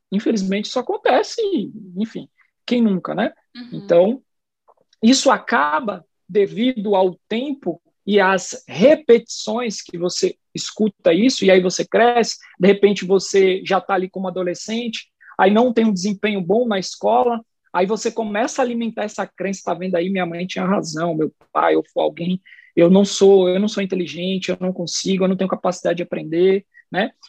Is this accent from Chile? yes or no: no; São Paulo, Brazil; first language Portuguese; moved away as an adult; now in Salvador, Brazil; Eu sou paulistano, sou nascido e criado na cidade de São Paulo